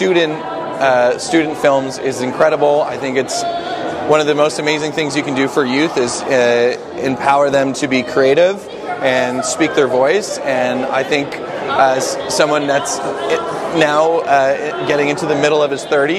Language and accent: English; Guelph, Ontario, Canada; moved away; also born or lived in Richmond, Virginia; I'm from Ontario. I grew up in Ontario